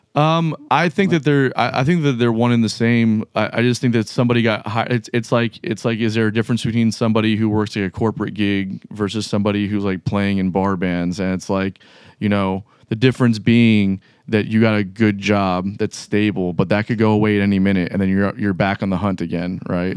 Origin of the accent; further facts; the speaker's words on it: Miami, Florida, United States; now in Jacksonville, United States; I'm from Miami